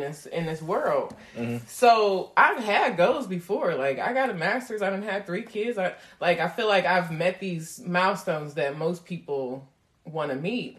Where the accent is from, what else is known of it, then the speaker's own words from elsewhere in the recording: New York City, New York, United States; I come from the Linden area, the Windsor Terrace